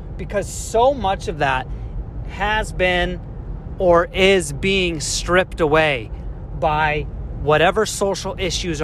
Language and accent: English; United States